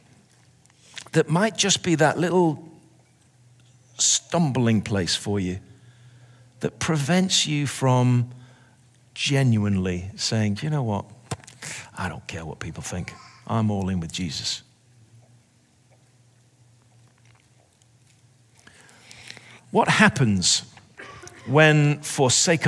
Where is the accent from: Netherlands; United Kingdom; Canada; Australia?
United Kingdom; England; I'm English.